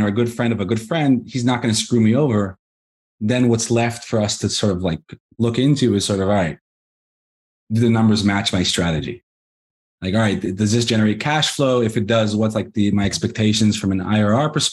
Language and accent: English; Israel; also born or lived in Los Angeles, United States; I was born in the States, in Los Angeles. We were on a trip around the world and somehow ended up in Israel. And been here ever since. I was 9 years old when you moved here.